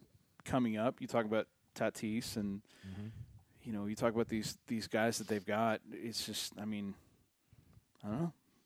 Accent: San Diego, California, United States; it's just such a San Diego thing to happen. When failure happens, it usually happens right in my hometown.

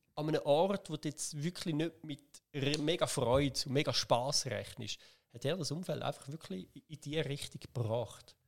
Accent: Schaffhausen, Switzerland; ich bin da in der Region aufgewachsen

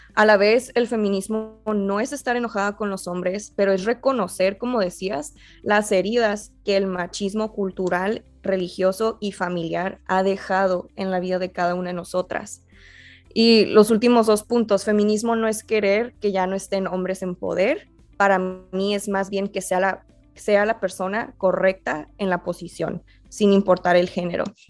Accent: Mexico; la gente ya no asume que soy mexicana

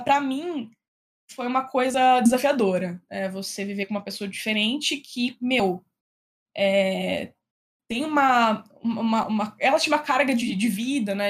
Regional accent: interior of São Paulo, Brazil; also born or lived in Piracicaba / Bauru; eu sou do interior de São Paulo, né? Então, eu morava no interior, nasci no interior.

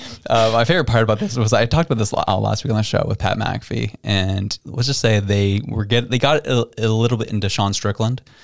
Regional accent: Canada; as a Canadian

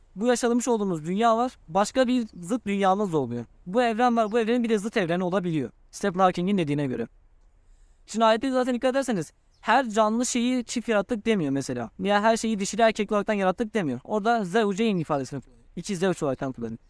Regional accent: Turkey; Ben Türk'üm

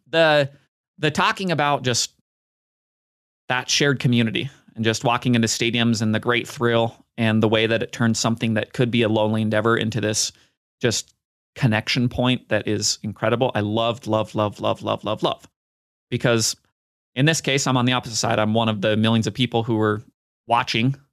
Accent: Basel, Basel-Stadt, Switzerland; When my love of tennis started, I was a ball kid in my hometown of Basel.

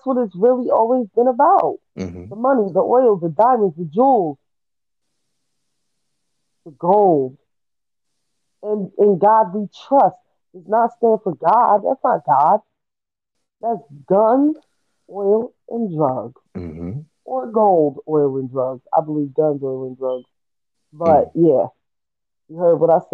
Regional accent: United States; we as American people

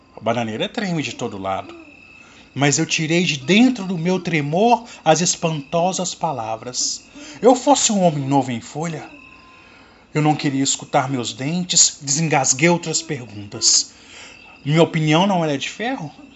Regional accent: Cordisburgo, Minas Gerais, Brazil; Sou aqui de Cordesburgo, Minas Gerais, terra natal do nosso grande escritor Guimarães Rosa

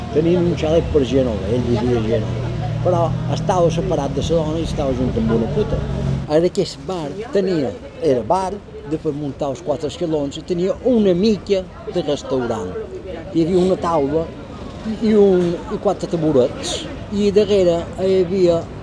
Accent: Palma, Balearic Islands, Spain; Jo quan vaig néixer a Esquerrer, aquí a la trava, jo no tenia aigua

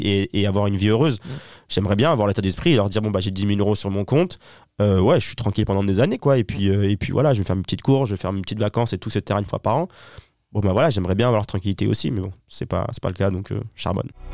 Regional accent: Toulon, Provence-Alpes-Côte d'Azur, France; now in Paris, France; je viens de Toulon, hein, du sud de la France

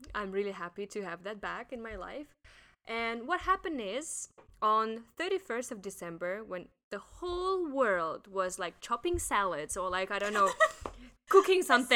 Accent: Russia; moved away as an adult; now in Hong Kong; I'm from Russia

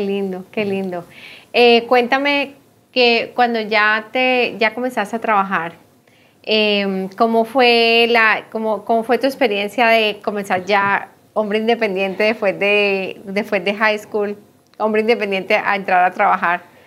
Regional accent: Colombia; moved away; nosotros decimos bachillerato en Colombia, pero ah, aquí es secundaria

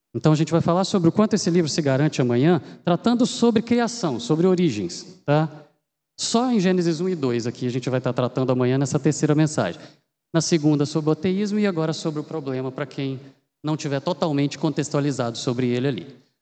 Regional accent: Minas Gerais, Brazil; moved away as an adult; now in Campinas, Brazil; eu sou mineiro

